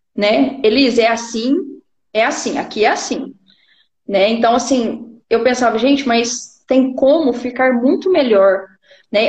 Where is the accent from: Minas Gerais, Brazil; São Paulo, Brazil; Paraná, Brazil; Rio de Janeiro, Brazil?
Minas Gerais, Brazil; Uberlândia; eu sou aqui da cidade de Uberlândia, Minas Gerais